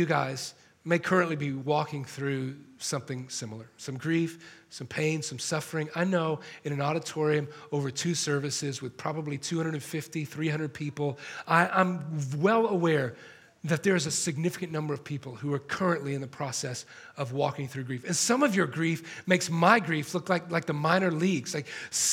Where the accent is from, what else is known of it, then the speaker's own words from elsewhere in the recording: Atlanta, Georgia, United States; now in Los Angeles, United States; I'm not from here, I'm from Atlanta